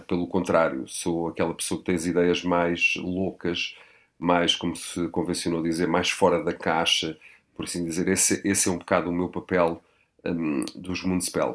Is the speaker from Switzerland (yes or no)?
no; Portugal; Tenho 46 anos, sou português, sou europeu.